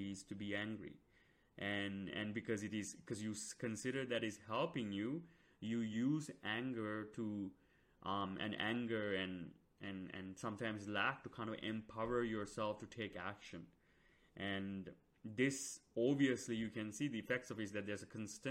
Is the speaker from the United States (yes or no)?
no; Sri Lanka; moved away; I came from Sri Lanka